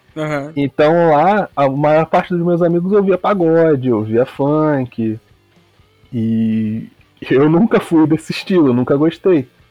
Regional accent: Rio de Janeiro, Brazil; Sou da zona oeste do Rio, de Campo Grande, maior bairro do Brasil

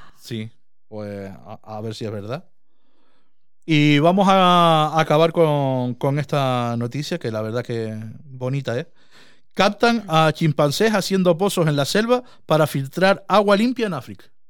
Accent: Canary Islands, Spain; nosotros decimos guagua

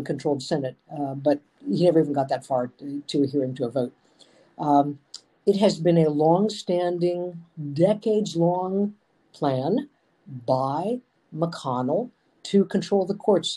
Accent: Michigan, United States; my home state of Michigan

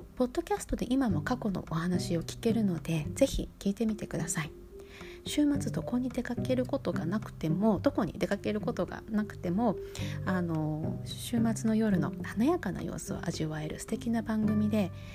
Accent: Sapporo, Hokkaido, Japan; moved away as an adult; now in New York, United States; 私は札幌で育っている

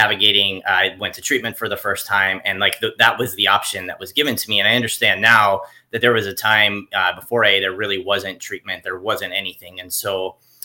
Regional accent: South Florida, United States; I grew up in South Florida

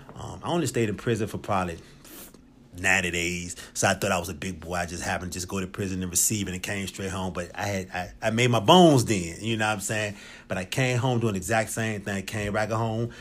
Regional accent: Richmond, Virginia, United States; I'm originally from Richmond, Virginia. Uh, from the West End, grew up over Southside.

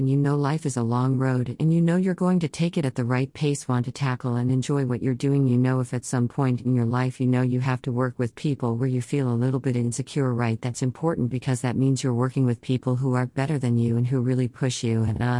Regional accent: Chennai, Tamil Nadu, India; I'm from the South. I'm from Chennai. I studied Hindi in school, but I never spoke it much.

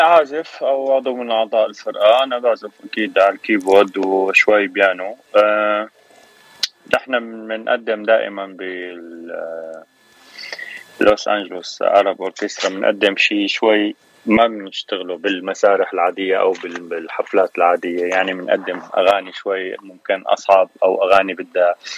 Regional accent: Damascus, Damascus Governorate, Syria; moved away as an adult; now in Los Angeles, United States; انا من سوريا من الشام صار لي تسع سنين

